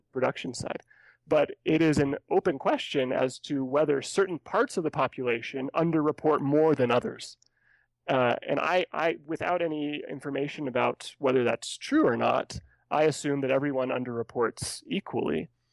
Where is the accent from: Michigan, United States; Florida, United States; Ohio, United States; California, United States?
California, United States; now in Colorado, United States; As, as a native Californian